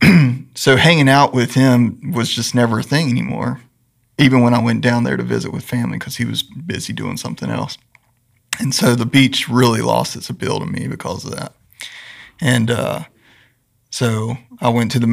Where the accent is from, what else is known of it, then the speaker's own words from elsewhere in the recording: Randleman, North Carolina, United States; I grew up in Greensboro, a little town south of Greensboro called Randleman